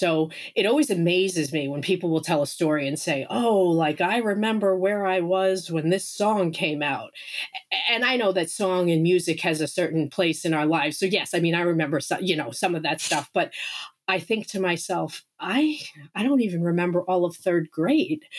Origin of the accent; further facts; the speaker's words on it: Long Island, New York, United States; also born or lived in Incheon, South Korea / Vermont; now in Maine, United States; I was raised on Long Island, New York, and lived there, moved around a lot as a child, mostly on Long Island